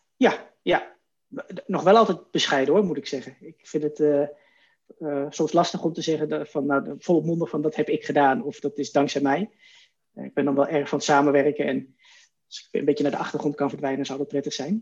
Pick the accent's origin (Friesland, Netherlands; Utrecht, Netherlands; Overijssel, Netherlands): Overijssel, Netherlands; Wierden; also born or lived in Oldenbroek; now in Zwolle, Netherlands; officieel uit Oldenbroek, vlakbij Zolle. Daar ben ik geboren, maar eigenlijk mijn hele jeugd opgegroeid in Wierden. Dat is in, uh, in Twente, eh, vlakbij Almelo.